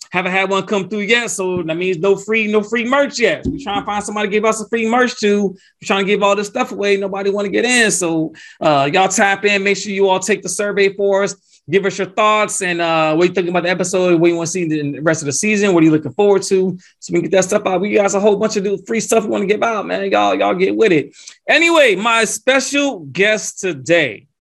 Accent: Atlanta, Georgia, United States; my hometown, Atlanta, Georgia

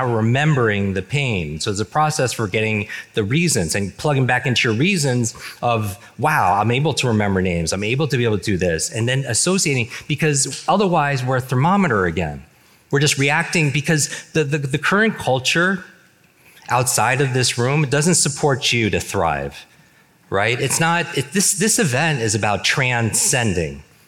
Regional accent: New York, United States; I grew up in the Northeast, in New York

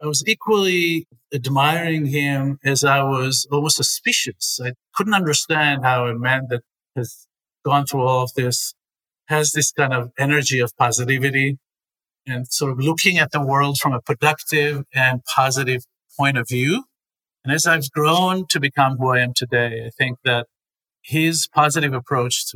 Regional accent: Israel; moved away as an adult; also born or lived in Beersheba, Israel; now in New York City, United States; I was born in Israel

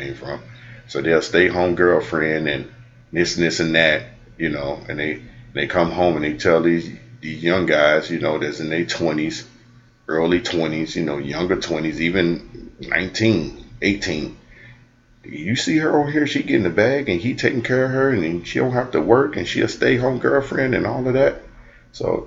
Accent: United States; I grew up in the Cochran Projects and I grew up in predominantly, you know, black neighborhoods

